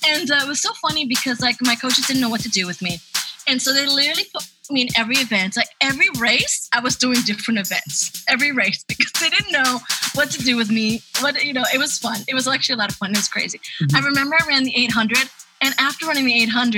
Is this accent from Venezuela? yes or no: no; Spain; moved away; also born or lived in Ecuador / Peru; I was born in Ecuador. I was raised in Spain